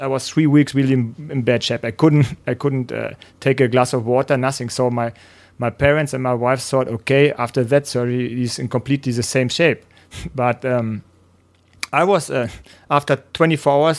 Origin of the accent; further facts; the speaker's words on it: near Gütersloh, North Rhine-Westphalia, Germany; English is a second language; my first triathlon was in Gütersloh. It's close to where I'm raced up.